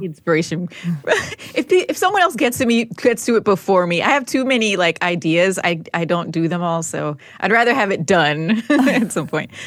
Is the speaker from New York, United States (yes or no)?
no; Newark, New Jersey, United States; growing up in Newark, it was very materialistic